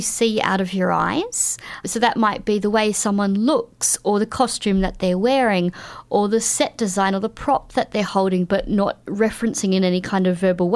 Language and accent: English; Queensland, Australia; I grew up in Queensland